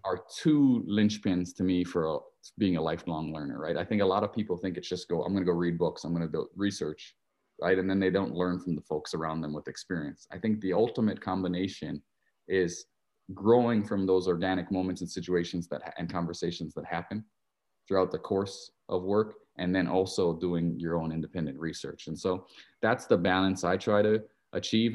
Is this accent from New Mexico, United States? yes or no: no; Hilo, Hawaii, United States; moved away; I grew up in Hilo, Hawaii, uh, a little city, fifty thousand people